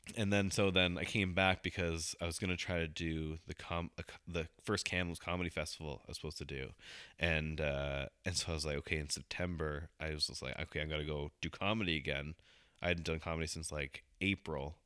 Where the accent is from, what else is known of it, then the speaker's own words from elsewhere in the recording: Hong Kong; I'm Asian too. I can say that. I was born in Hong Kong